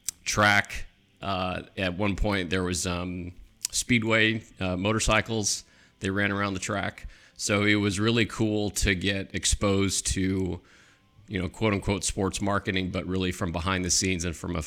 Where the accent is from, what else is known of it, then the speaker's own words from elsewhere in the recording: Long Beach, California, United States; I come from California.